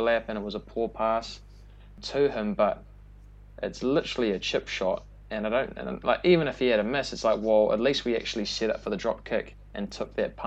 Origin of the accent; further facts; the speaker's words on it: New Zealand; being a Kiwi